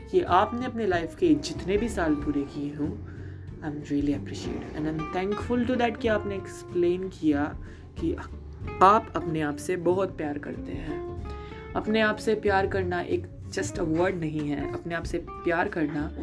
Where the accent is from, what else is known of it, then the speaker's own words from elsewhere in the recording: India; कई लोगों ने मुझसे इंस्टाग्राम पे पूछ लिया कि मैं इंडियन हूँ जी हाँ मैं इंडियन हूँ